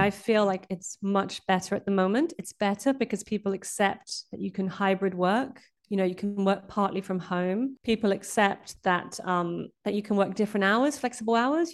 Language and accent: English; Brazil; moved away; I grew up in Brazil